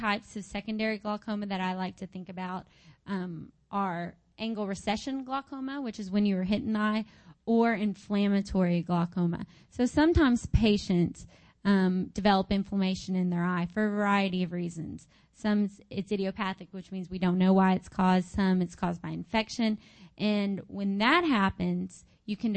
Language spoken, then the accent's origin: English; Arkansas, United States; I'm from Arkansas